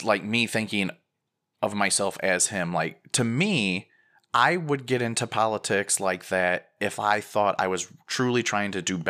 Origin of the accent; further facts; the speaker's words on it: Midwest, United States; I'm a Midwesterner, so I'm going to go outside and stare at it until it gets close